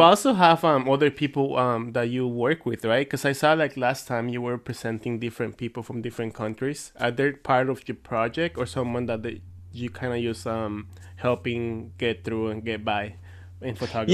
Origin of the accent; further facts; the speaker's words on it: Mexico; English is a second language; I'm from Mexico